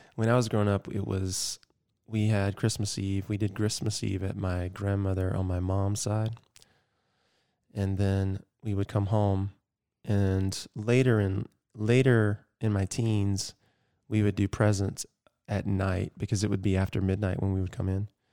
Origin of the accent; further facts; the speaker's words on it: Georgia, United States; growing up in Georgia